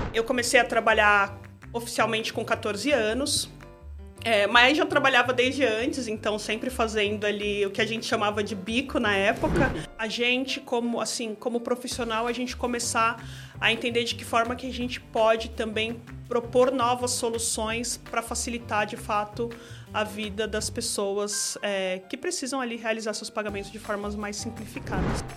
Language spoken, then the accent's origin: Portuguese; São Paulo, Brazil; sou moradora do bairro do Mandaqui, Zona Norte. Nasci no Mandaqui, praticamente moro na mesma região